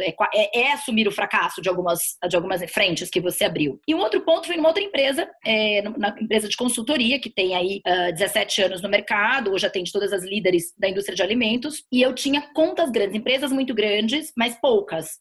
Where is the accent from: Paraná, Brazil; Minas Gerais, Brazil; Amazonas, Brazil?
Amazonas, Brazil; Manaus; moved away as an adult; now in São Paulo, Brazil; a própria vinda de Manaus, eu sou de Manaus, a minha vinda de Manaus para São Paulo